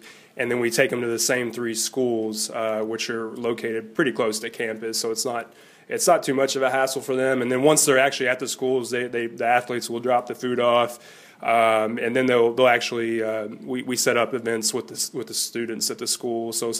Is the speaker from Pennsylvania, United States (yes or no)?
no; Kentucky, United States; And, you know, we're from Kentucky, and my parents, you know, my dad raised me on Kentucky basketball.